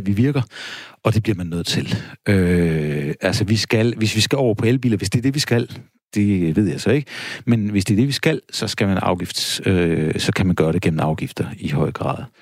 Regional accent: Denmark

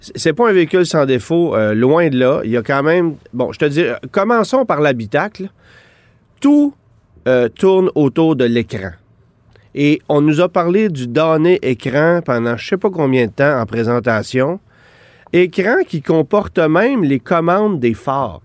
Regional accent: Quebec, Canada; chez nous au Québec

